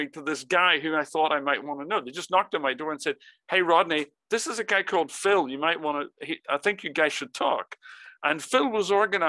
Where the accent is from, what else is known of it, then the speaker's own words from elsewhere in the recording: Northern Ireland, United Kingdom; moved away as an adult; also born or lived in England; in case you're wondering where this weird accent is from, I'm originally from Northern Ireland. I grew up in the Irish countryside